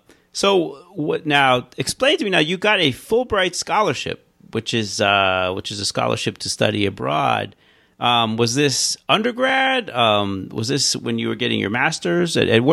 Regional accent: Pennsylvania, United States; moved away; also born or lived in New York / Bay Area; I grew up in Pennsylvania, but I came to New York, and you know, just having like a year or two in New York

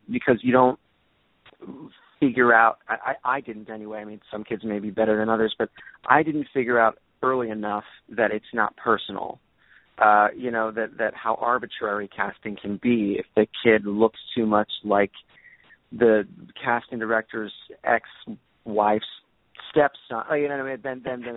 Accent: Philadelphia, Pennsylvania, United States; my hometown of Philadelphia

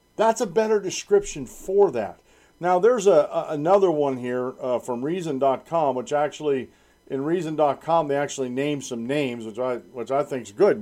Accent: United States; also born or lived in Central Susquehanna Valley, Pennsylvania; I'm an American

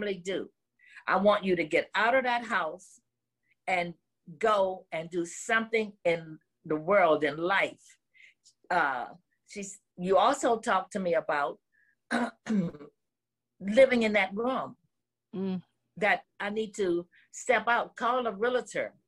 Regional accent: New Orleans, Louisiana, United States; moved away; I'm from New Orleans

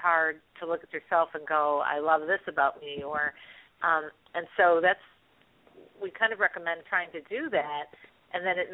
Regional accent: Chicago, Illinois, United States; I'm from Chicago

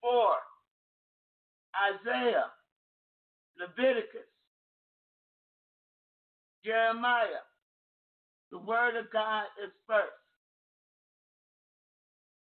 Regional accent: Ohio, United States; moved away; I was born in Ohio

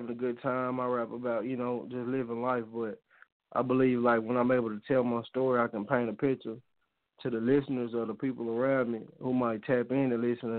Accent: Arkansas, United States; I'm from Arkansas, so you know that's kind of down south

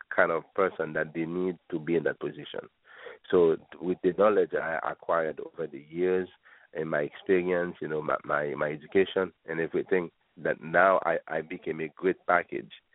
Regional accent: Chicago, Illinois, United States; I grew up in the Midwest, uh, in the Chicago area, so I know the Midwest very well

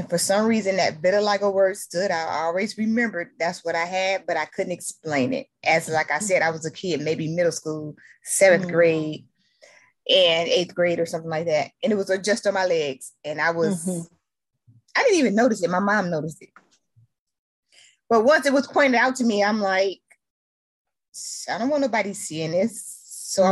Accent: Detroit, Michigan, United States; I'm from Detroit, Michigan

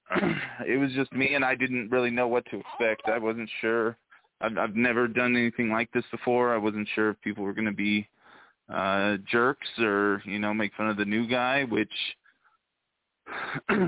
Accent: Oakland, California, United States; now in Salt Lake City, United States; I'm from Oakland, California, originally.

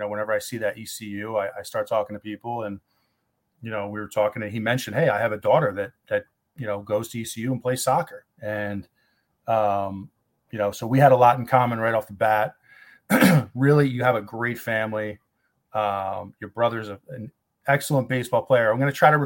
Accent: New Jersey, United States; moved away as an adult; I was born and raised in New Jersey

